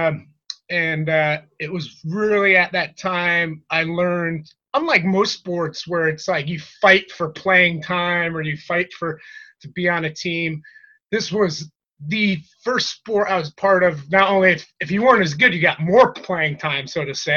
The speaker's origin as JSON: {"language": "English", "town": "Trumbull", "region": "Connecticut", "country": "United States", "tie": "born or raised there", "said": "I'm from Trumbull, Connecticut, born and raised"}